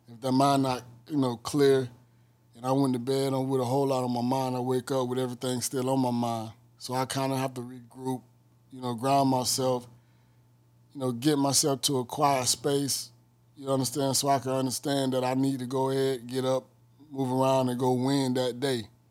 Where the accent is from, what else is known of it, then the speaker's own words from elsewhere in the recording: Miami, Florida, United States; I'm from Miami, Florida.